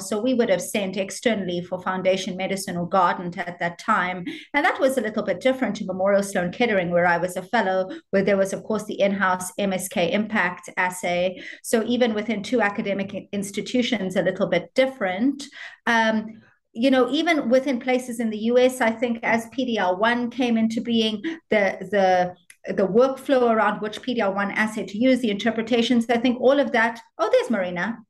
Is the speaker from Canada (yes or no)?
no; South Africa; also born or lived in United States; now in Ireland; I'm South African, proudly South African, but trained in Ireland.